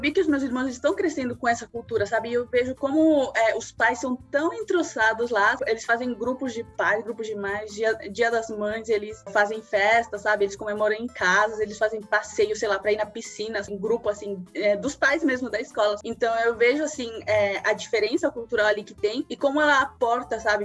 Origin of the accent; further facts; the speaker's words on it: São Paulo, Brazil; first language Spanish; Portuguese is a second language; also born or lived in La Paz, Bolivia; Eu sou boliviana. Eu nasci na Bolívia, em La Paz. Porém, eu cresci aqui em São Paulo. Eu vim com os meus 11 anos